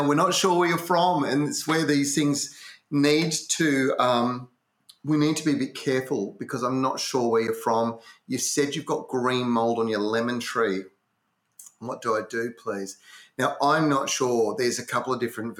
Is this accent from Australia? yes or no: yes; Western Australia, Australia; born or raised there